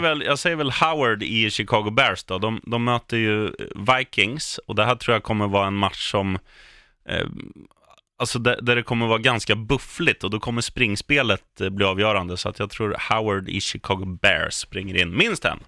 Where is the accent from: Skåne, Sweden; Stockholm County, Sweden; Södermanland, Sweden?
Södermanland, Sweden; Eskilstuna; moved away; jag är från Etuna